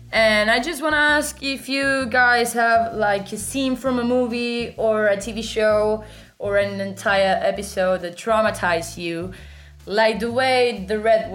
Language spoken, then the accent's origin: English; Argentina; I'm from Argentina